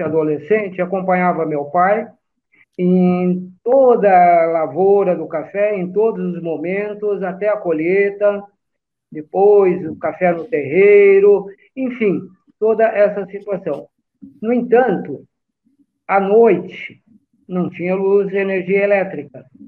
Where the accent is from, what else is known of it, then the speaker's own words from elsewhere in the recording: Brazil; also born or lived in São Paulo (Tucuruvi) / Lavínia, São Paulo / Cambira/Jandaia do Sul, Paraná; sou brasileiro, Nasci em São Paulo, num bairro fantástico que é o Tucuruvi, mas fui criado no interior do estado de São Paulo, numa pequena cidade no noroeste do estado, que é Lavínia. Depois a gente, a família se mudou para o Paraná